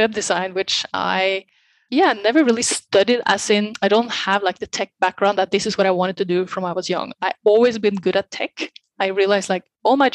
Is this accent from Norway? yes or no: yes; Norway; moved away as an adult; now in Barcelona, Spain; originally I'm from Norway. Been living in many different countries the last years, but I've been the last 12, I think, in Barcelona, in Spain.